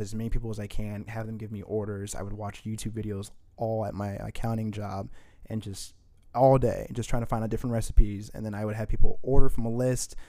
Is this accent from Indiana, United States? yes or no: yes; Indianapolis, Indiana, United States; also born or lived in Saint Paul, Minnesota; we moved here when I was about six or seven for family issues, and we ended up staying. Um, and then afterwards, we pretty much just grew up east side, west side, and then finally north side.